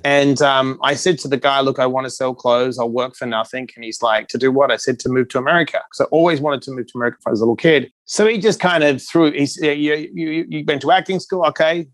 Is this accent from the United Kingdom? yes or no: no; Perth, Western Australia, Australia; moved away; also born or lived in New York City; I was born in Perth, Western Australia